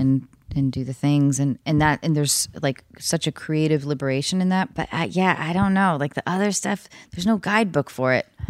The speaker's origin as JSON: {"language": "English", "town": "Edmonds", "region": "Washington", "country": "United States", "tie": "born or raised there", "moved": "yes", "said": "North of Seattle in Edmonds"}